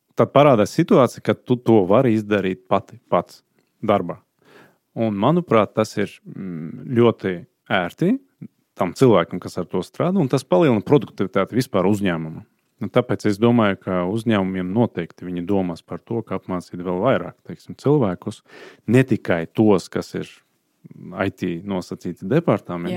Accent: Azerbaijan; Latvian is a second language; moved away as an adult; also born or lived in Sweden; now in Latvia; dzimtā puse man ir Azerbaidžāna

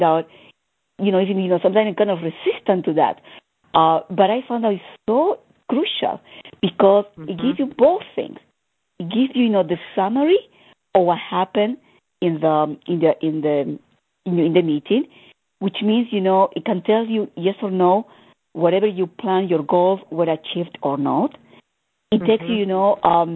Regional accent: Argentina; I'm coming from Argentina

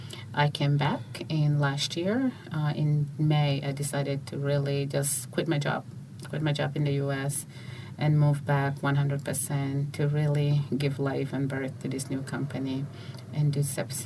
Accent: Uganda; also born or lived in Juba, South Sudan / United States; now in South Sudan; I was born in Juba, but I grew up in Uganda and in the U.S.

